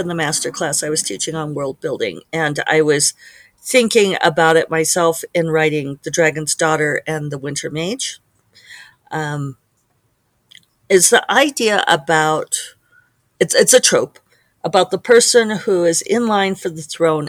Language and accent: English; Colorado, United States; Colorado, my home state